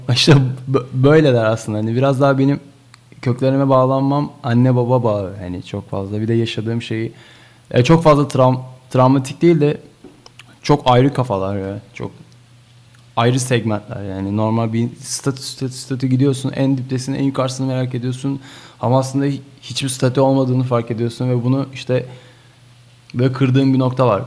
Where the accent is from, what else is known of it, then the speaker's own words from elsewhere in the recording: Bursa, Turkey; orada doğdum. Orada büyüdüm